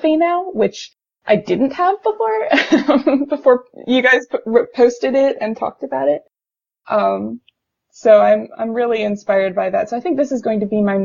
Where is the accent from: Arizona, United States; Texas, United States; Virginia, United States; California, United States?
Virginia, United States; Richmond; my hometown is in Richmond, Virginia